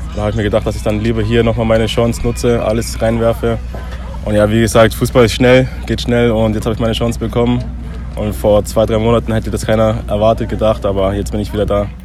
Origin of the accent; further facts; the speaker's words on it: Nuremberg, Bavaria, Germany; moved away; in meiner Heimatstadt, wo ich herkomme